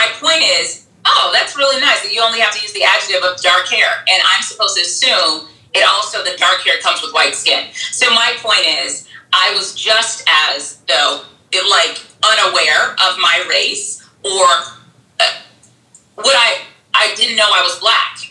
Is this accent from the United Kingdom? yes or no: no; Bahamas; now in United States; growing up in the Bahamas, like 85% of the people look like me, right?